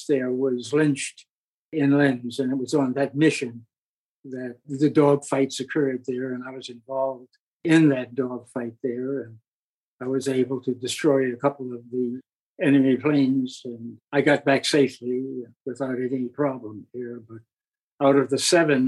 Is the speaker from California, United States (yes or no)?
no; New York City, New York, United States; I went back to my hometown, New York City, and decided to go back to school